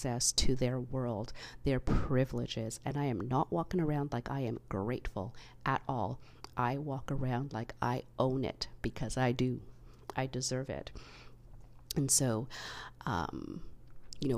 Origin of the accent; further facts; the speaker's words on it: Canada; because I am Canadian born